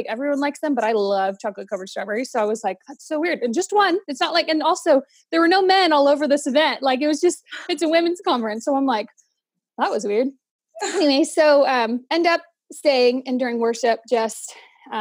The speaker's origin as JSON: {"language": "English", "area": "Central Valley", "region": "California", "country": "United States", "tie": "born or raised there", "also_born_or_lived": "Bay Area, California", "moved": "as an adult", "lives_now": "Boise, United States", "said": "I'm originally from the Bay Area-ish of California, born and raised in the Central Valley"}